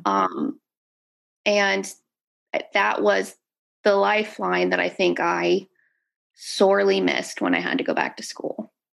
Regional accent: Dallas, Texas, United States; I am from Dallas, Texas.

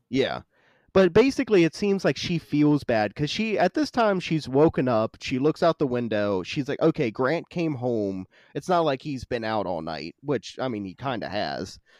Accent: West Virginia, United States; I grew up in West Virginia, fucking wrong turn country

